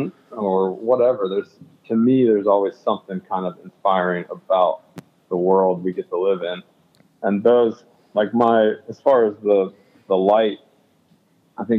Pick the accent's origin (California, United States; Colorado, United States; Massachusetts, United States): Colorado, United States; Colorado native, born and raised